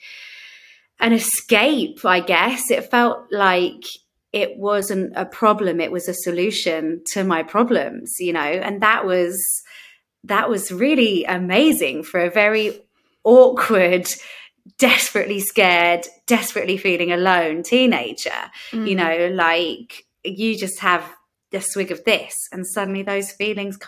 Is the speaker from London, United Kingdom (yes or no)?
yes; London, United Kingdom; And I grew up in London, and I always say I grew up in London as if that makes a difference.